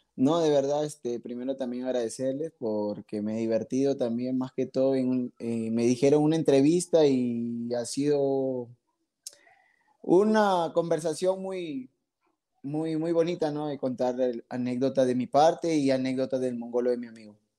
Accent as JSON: {"language": "Spanish", "region": "Piura", "country": "Peru", "said": "yo soy de Piura, Piura. O sea, del aeropuerto a cinco minutos"}